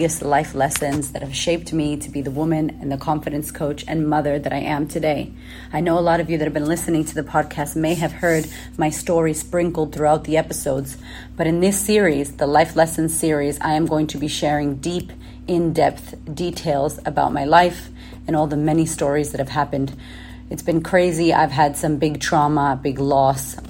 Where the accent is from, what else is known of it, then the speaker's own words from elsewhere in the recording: Boston, Massachusetts, United States; moved away as an adult; also born or lived in California / Florida; So I was from Boston, moving to California.